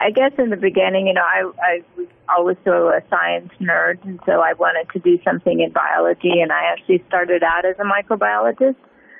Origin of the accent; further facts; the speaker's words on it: Illinois, United States; also born or lived in Ohio; Well, new thing when I moved down, because I'm from Illinois and Ohio